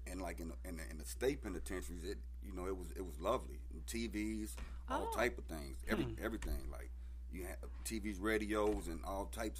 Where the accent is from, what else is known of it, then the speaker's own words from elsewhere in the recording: Kansas City, United States; moved away; also born or lived in Champaign, Illinois; I'm originally from, I was born in Kansas City, and I had moved to Champaign, Illinois.